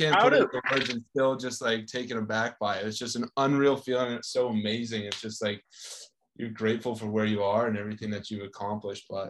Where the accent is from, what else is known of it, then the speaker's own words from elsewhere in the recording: Canada; I'm from Canada